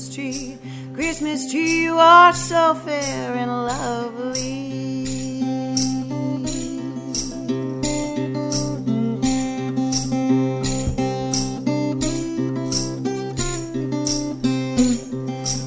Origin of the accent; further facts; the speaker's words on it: San Francisco, California, United States; also born or lived in Austria; I grew up in San Francisco primarily, but I did live there for part of the year when I was younger